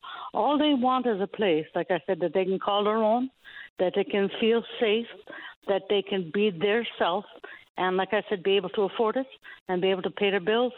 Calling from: Stephenville, Newfoundland and Labrador, Canada; I'm calling from Stephenville.

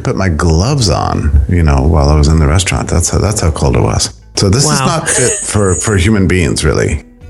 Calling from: Auburn, Alabama, United States; I'm speaking to you from a very, very cold Auburn, Alabama.

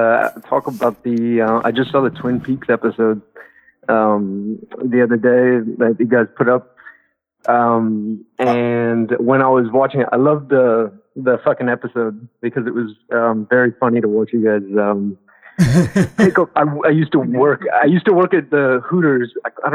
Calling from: France; I'm calling from France.

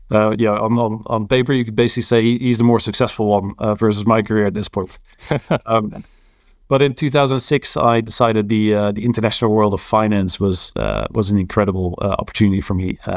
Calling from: London, United Kingdom; I'm calling in from London, uh, Hammersmith to be precise.

